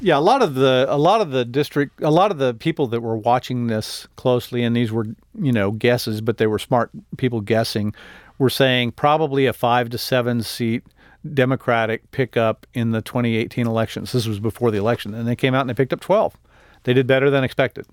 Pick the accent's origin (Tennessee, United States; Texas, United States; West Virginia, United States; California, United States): Texas, United States; El Paso; I'm from El Paso